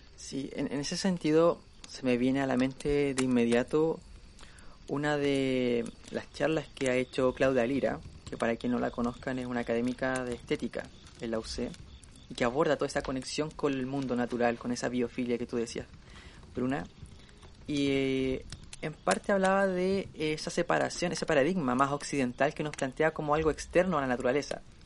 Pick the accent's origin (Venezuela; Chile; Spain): Chile; nosotros somos de Chile